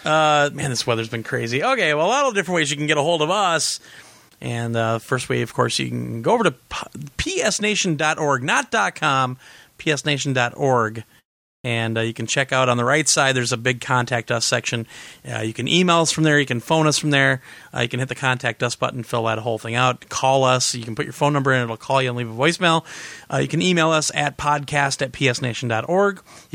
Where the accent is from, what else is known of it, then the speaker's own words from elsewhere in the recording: Overland Park, Kansas, United States; now in Indianapolis, United States; By the way, I grew up in Overland Park, Kansas. Oh, I think Glenn might know where I'm talking about. But I live just south of Indianapolis now.